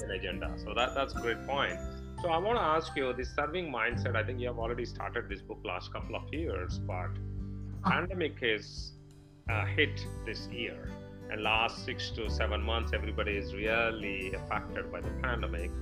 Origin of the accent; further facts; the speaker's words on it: India; now in United States; I'm from India, and we are now in US